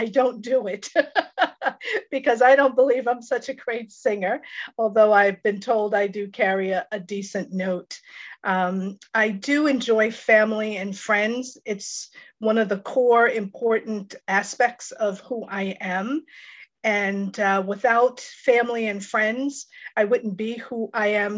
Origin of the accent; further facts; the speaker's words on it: Long Island, New York, United States; I was born and raised out on Long Island in New York.